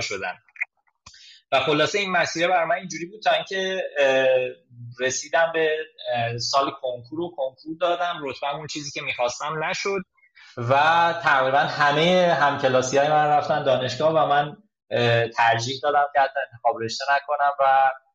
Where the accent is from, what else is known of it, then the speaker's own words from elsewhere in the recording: Zanjan Province, Iran; also born or lived in Tabriz; now in Tehran, Iran; من زنجانی هستم خانواده اونجا زندگی میکنم از تبریز مهاجرت کردم به تهران